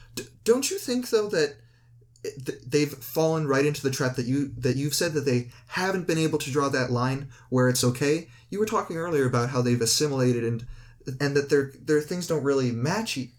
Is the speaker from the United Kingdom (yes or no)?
no; Canada; I'm a Canadian